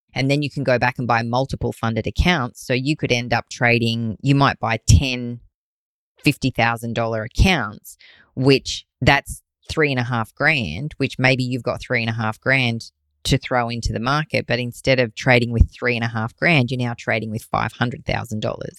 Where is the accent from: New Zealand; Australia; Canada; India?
Australia; I'm an Aussie